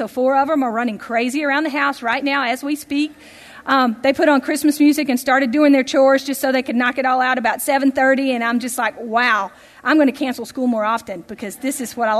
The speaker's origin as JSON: {"language": "English", "region": "Tennessee", "country": "United States", "tie": "born or raised there", "said": "growing up in Tennessee"}